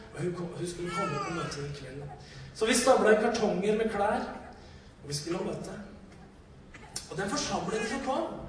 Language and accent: Norwegian; Norway; Vi kom fra Norge. Vi kom fra et annet kongerike som hadde så uendelig mye mer ressurser